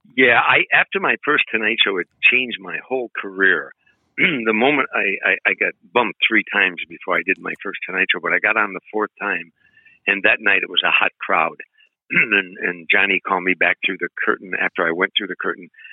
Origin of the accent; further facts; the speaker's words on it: Harvey, Illinois, United States; moved away as an adult; now in California, United States; I grew up very poor in Harvey, Illinois